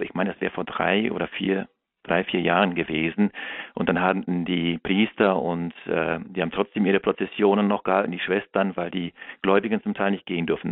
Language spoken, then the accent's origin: German; Germany; als Deutscher